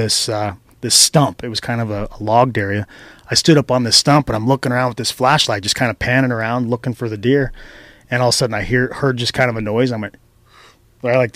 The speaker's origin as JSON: {"language": "English", "region": "Idaho", "country": "United States", "tie": "born or raised there", "moved": "yes", "lives_now": "Reno, United States", "said": "I'm from Idaho"}